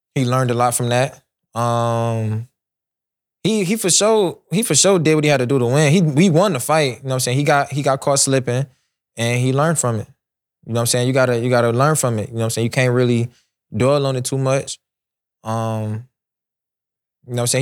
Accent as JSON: {"language": "English", "town": "Cleveland", "region": "Ohio", "country": "United States", "tie": "born or raised there", "said": "my hometown, Cleveland, Ohio."}